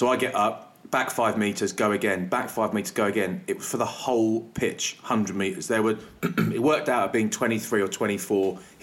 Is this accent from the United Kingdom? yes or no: yes; England, United Kingdom; I'm English